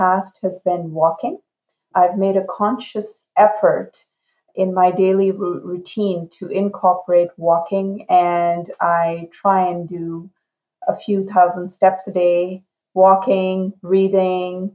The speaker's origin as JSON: {"language": "English", "town": "Shiraz", "region": "Fars", "country": "Iran", "tie": "born or raised there", "also_born_or_lived": "Pakistan / Canada", "first_language": "Urdu", "second_language": "English", "moved": "yes", "lives_now": "Calgary, Canada", "said": "my upbringing in a trilingual environment in Shiraz, Iran. My family is originally from Pakistan"}